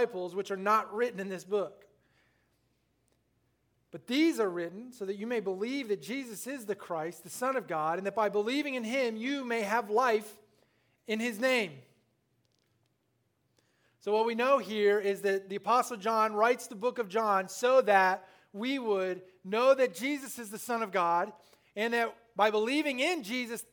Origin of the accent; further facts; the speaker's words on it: Littleton, Illinois, United States; moved away; I was born in Littleton, Illinois, population 200 till we left, 196